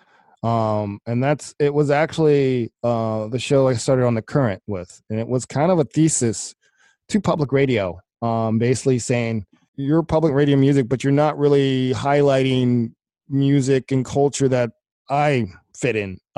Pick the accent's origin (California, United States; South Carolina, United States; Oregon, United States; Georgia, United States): Georgia, United States; Atlanta; moved away as an adult; also born or lived in Ypsilanti, Michigan / Minneapolis, Minnesota; now in Milwaukee, United States; I grew up in Atlanta